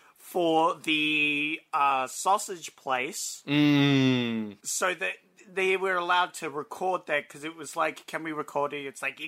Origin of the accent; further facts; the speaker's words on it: Australia; I'm Australian